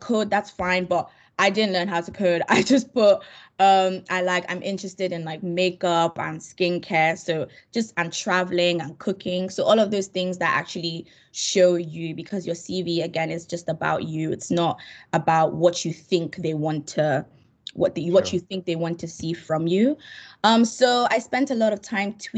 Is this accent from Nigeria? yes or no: yes; Nigeria; I'm Nigerian